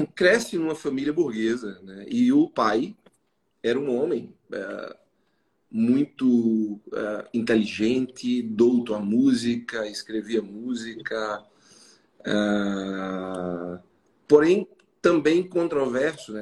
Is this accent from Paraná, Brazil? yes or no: no; João Pessoa, Paraíba, Brazil; eu sou psicólogo, sou de João Pessoa